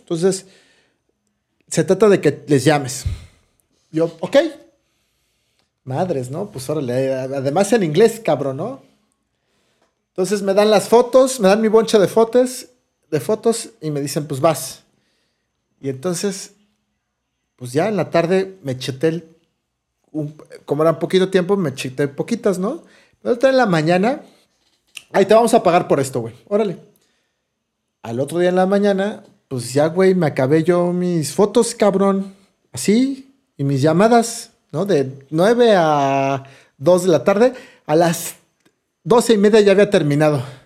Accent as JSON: {"language": "Spanish", "region": "Mexico City", "country": "Mexico", "said": "de, la Ciudad de México"}